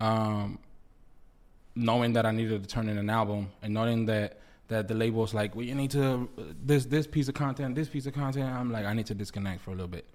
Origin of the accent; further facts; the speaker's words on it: United States; first language Spanish; English is a second language; I grew up in the U S, so, like, even though Spanish is my first language